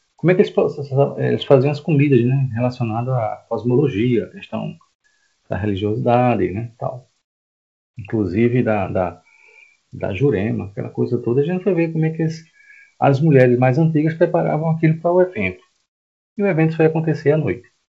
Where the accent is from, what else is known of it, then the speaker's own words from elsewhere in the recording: Recife, Pernambuco, Brazil; moved away as an adult; now in João Pessoa, Brazil; eu não sou daqui, tá? Eu sou de Recife, estou aqui há 12 anos.